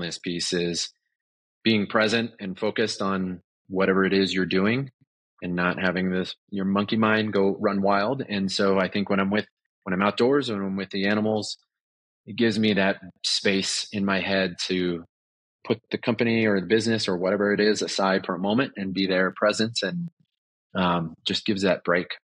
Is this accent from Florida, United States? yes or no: no; Southern California, United States; moved away as an adult; also born or lived in Los Angeles, California; now in Colorado, United States; I grew up in Southern California.